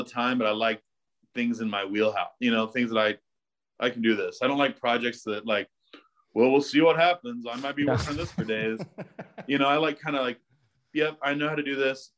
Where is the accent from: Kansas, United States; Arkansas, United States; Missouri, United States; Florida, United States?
Missouri, United States; the Ozarks; also born or lived in New York City; now in Texas, United States; I grew up in Missouri in the Ozarks